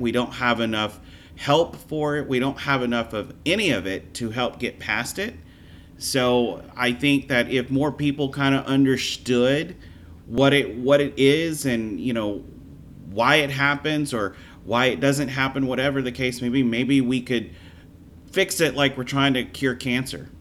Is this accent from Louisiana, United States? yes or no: yes; Louisiana, United States; moved away as an adult; also born or lived in Florida; I was born and raised in Louisiana